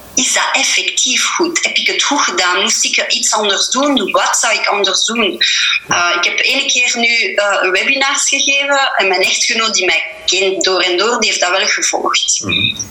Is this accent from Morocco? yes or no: no; Verviers, Wallonia, Belgium; first language French; Dutch is a second language; geboren en getogen in Verviers, dus ik ben wel Franstalig